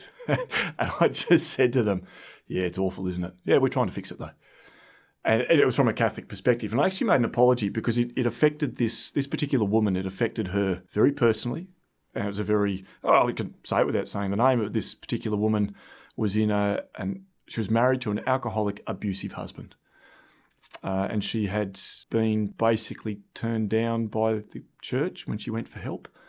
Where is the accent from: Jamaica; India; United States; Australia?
Australia; I'm from Australia and I'm also from a farm.